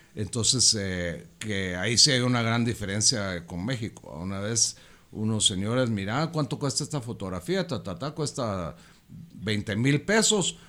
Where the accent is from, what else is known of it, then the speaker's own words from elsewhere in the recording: Guatemala; also born or lived in Fort Lauderdale, Florida; el sentirte tan orgulloso de ser chapín, tan bendecido de, haber nacido adentro de estas fronteras